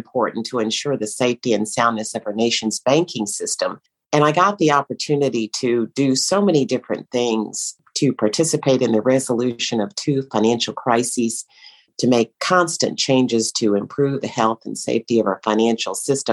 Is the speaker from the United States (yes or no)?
yes; Schulenburg, Texas, United States; moved away as an adult; also born or lived in Austin, Texas / Washington; my hometown, very small town in Schulenburg, Texas, where I grew up